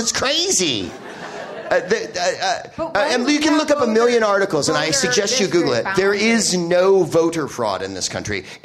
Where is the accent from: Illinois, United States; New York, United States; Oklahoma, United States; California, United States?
California, United States; I'm from California